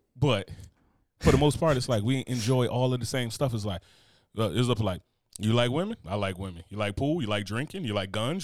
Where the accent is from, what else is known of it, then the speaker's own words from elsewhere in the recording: the North, United States; moved away; being a Northerner